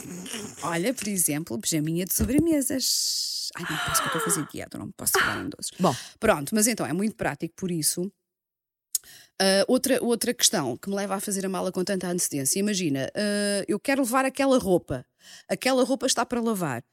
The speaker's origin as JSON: {"language": "Portuguese", "area": "Margem Sul", "region": "Lisbon", "country": "Portugal", "said": "eu sou da Margem Sul"}